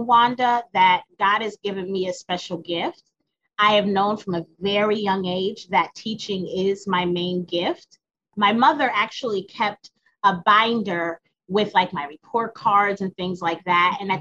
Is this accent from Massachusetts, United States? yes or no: yes; Springfield, Massachusetts, United States; moved away; Born and raised in Springfield, Massachusetts